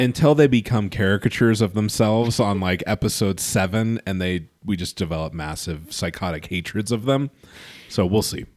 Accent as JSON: {"language": "English", "town": "Los Angeles", "region": "California", "country": "United States", "tie": "born or raised there", "said": "growing up in Los Angeles"}